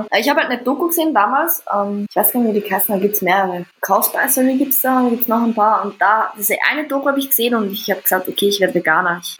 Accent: Vienna, Austria; es ist witzig, dass ihr Deutschen eine Stimme habt, ja. sagt sie ja, ne? Aber bei uns in Wien ist das gang und gäbe

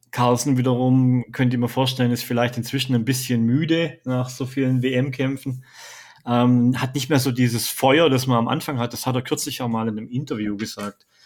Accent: Bad Mergentheim, Baden-Württemberg, Germany; gebürtiger {S0} Unterfranke. Ich komme aus Bad Mergentheim, aber ähm, ja, ich habe jetzt hier schon viele Jahre gelebt, hauptsächlich an der Zonengrenze zu Bayern.

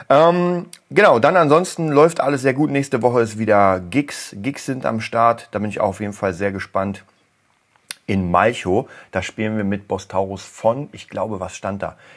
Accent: Berlin, Germany; Lustigerweise war ich gestern genau in der Gegend, wo ich aufgewachsen bin. Und ich muss euch sagen, also am Hermannplatz

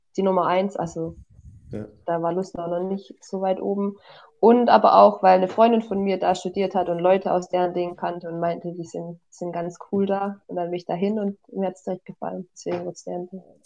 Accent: Hohenlohe, Baden-Württemberg, Germany; moved away as an adult; now in Tübingen, Germany; Ich komme aus dem Hohenlohe

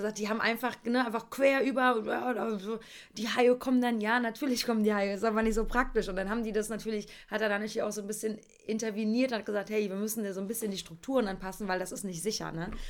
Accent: East Germany, Germany; Ich komme aus dem Osten

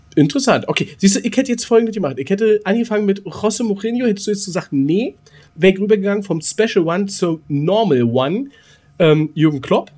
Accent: Berlin, Germany; Ich bin Berliner

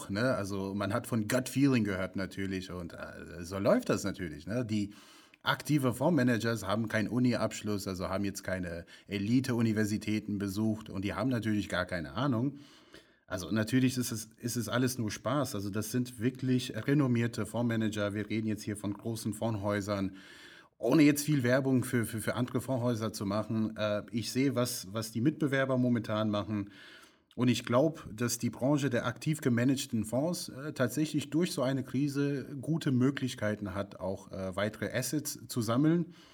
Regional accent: United States; German is a second language; ich spreche das immer falsch aus, äh, weil ich komme ja aus den USA, ich sage Adidas, aber gut.

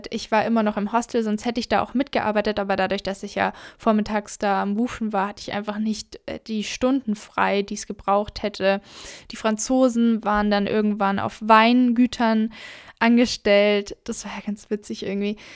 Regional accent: Southern Germany, Germany; wie gesagt, ich komme ja aus Süddeutschland von den Bergen

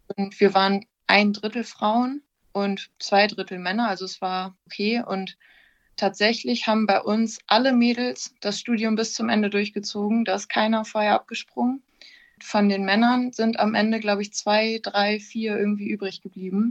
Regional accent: Wilhelmshaven, Lower Saxony, Germany; also born or lived in Oldenburg; ich komme ursprünglich aus Wilhelmshaven

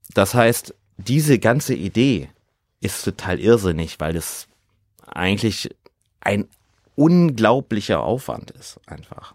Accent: Ruhr area, North Rhine-Westphalia, Germany; now in Hamburg, Germany; also ich komme ja aus dem Ruhrgebiet, da sagt man Kirmes

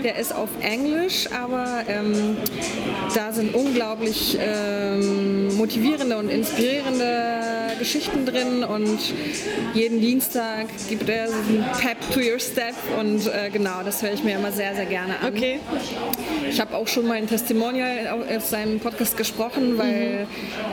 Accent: Poland; now in Berlin, Germany; Ich bin ursprünglich Polin

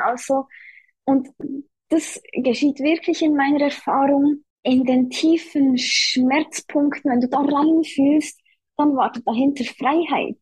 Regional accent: Switzerland; ich komme aus der Schweiz, wie man hört

